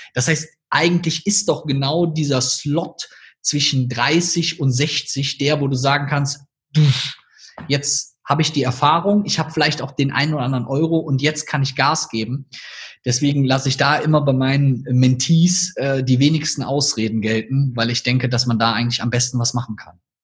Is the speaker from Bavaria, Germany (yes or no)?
no; North Rhine-Westphalia, Germany; accent: Rhineland (half Cologne); Ich sage das mal in meinem Akzent vielleicht hier so aus dem Rheinland